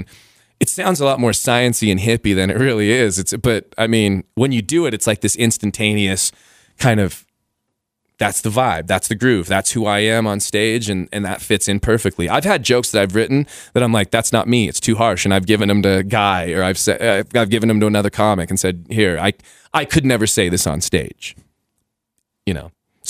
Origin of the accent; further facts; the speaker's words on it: Costa Rica; born there; I was born in Costa Rica, so I had Latin blood